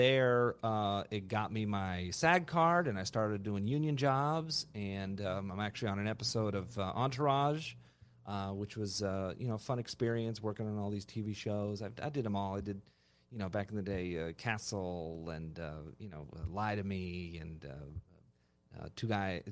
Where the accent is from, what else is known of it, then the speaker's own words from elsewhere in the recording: Castro Valley, California, United States; also born or lived in Burbank, California; I grew up in Northern California, a little town called Castro Valley